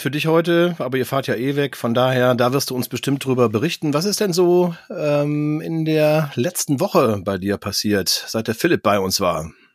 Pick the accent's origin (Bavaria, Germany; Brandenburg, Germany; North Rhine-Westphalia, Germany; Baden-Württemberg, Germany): North Rhine-Westphalia, Germany; Cologne; wo ich mich als äh, Kölner auch ganz wohl fühle.